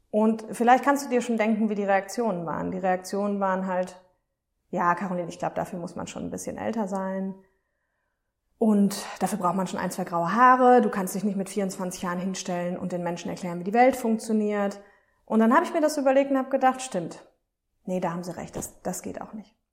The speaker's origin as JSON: {"language": "German", "town": "Aachen", "region": "North Rhine-Westphalia", "country": "Germany", "said": "Damals habe ich in Düsseldorf gearbeitet, also ich komme aus Aachen übrigens."}